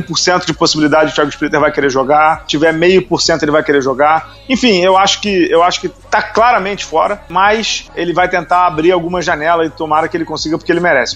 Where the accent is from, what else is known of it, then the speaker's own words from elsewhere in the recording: Rio de Janeiro, Brazil; eu sou do Rio